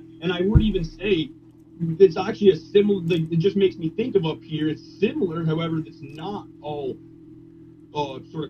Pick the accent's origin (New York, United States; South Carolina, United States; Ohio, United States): New York, United States; Massena; I'm from Messina